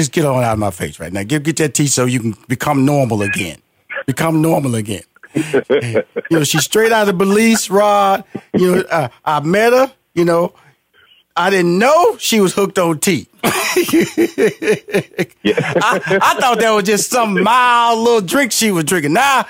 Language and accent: English; Houston, Texas, United States; I'm from Houston, Texas, big barbecue country.